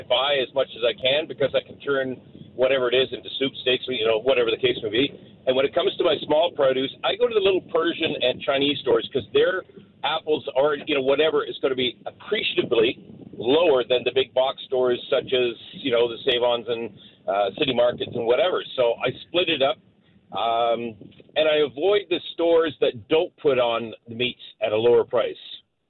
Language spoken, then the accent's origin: English; Scotland, United Kingdom; now in Vancouver, Canada; I'm Scottish.